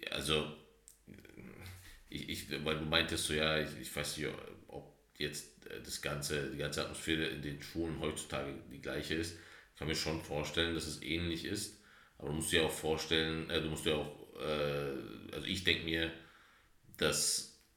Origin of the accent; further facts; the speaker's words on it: Bavaria, Germany; August, wir sind aus Bayern.